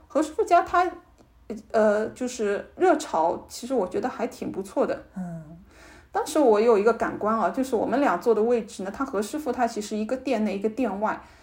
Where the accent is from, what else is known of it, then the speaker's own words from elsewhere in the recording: Shanghai, China; 我们上海人